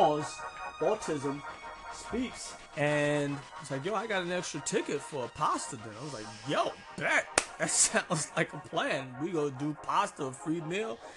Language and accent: English; New York, United States; I grew up in New York